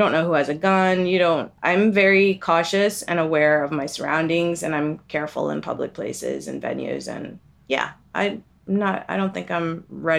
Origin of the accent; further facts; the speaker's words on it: Kerala, India; I don't know if that's considered a Bollywood film, but I'm from Kerala, which is in the south.